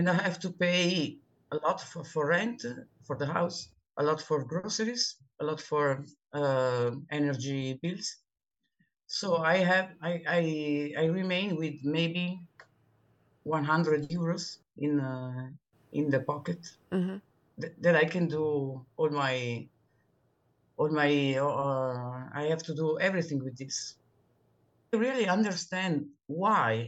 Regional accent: Milan, Lombardy, Italy; English is a second language; I'm Italian and I'm speaking from Milano

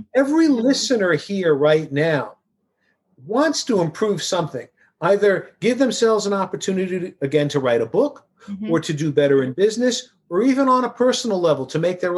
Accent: New York City, New York, United States; I grew up in Queens, New York.

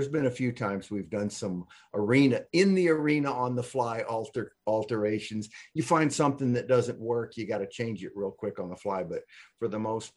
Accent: Texas, United States; we're from Texas

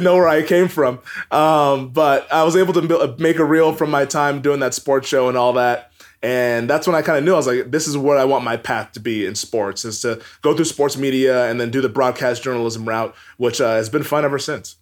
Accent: Everett, Washington, United States; moved away as an adult; also born or lived in Bend, Oregon; I grew up in Everett, Washington

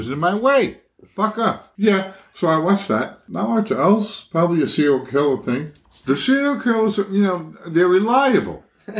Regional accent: Philadelphia, Pennsylvania, United States; I'm from Philadelphia.

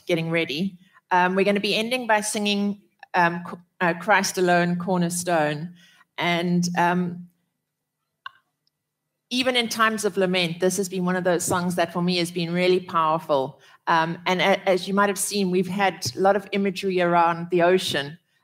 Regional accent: South Africa; growing up in South Africa

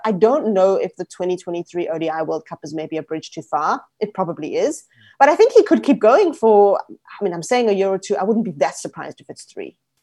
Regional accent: South Africa

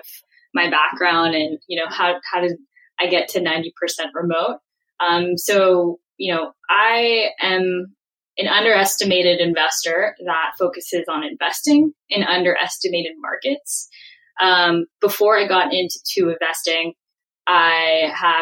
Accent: San Francisco, California, United States; I grew up in San Francisco proper in the city, in the public school system with a single mom

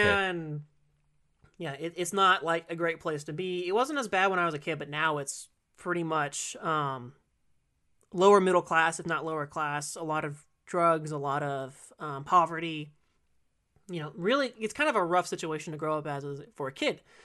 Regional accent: California, United States; also born or lived in Kissimmee, Florida / Illinois; I've been in California ever since, but I've been in different areas of it

